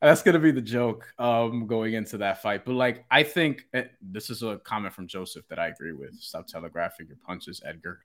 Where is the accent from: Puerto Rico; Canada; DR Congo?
Puerto Rico; I'm Puerto Rican